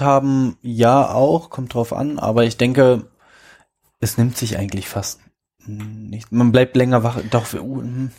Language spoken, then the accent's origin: German; Berlin, Germany; wir sind ja beide Berliner